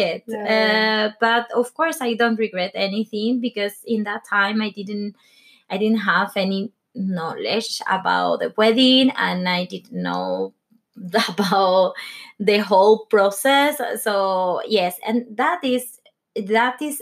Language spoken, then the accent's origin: English; Venezuela; English is a second language; moved away as an adult; also born or lived in London / Spain; now in Norway; I grew up in Venezuela